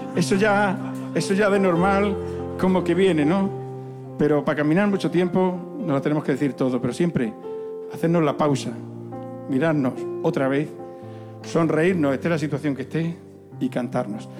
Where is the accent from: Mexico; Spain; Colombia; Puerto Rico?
Spain; Zafra, Extremadura; en la feria de Zafra, que en mi pueblo hay unas sartenes que flipan